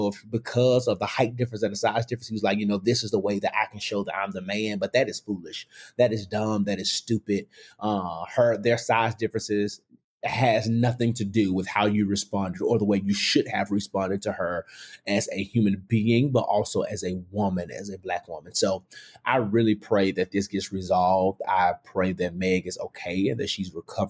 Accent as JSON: {"language": "English", "town": "Memphis", "region": "Tennessee", "country": "United States", "tie": "born or raised there", "moved": "yes", "said": "I grew up in the Whitehaven area."}